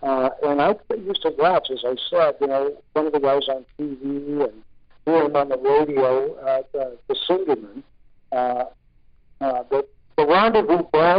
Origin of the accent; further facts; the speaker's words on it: Newport Beach, California, United States; also born or lived in Malibu, California; now in Cardiff by the Sea, United States; I actually grew up in Orange County, of course, you know, where Newport is, and then lived many years because of having to be near the studios in the L.A. area, actually 22 years